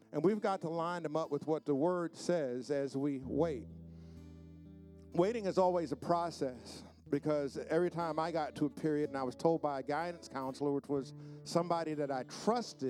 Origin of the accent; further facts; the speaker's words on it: New York City, New York, United States; also born or lived in South Bronx, New York / Queens, New York; growing up where I grew up, that something like that would not happen. And I remember we moved from the South Bronx to Queens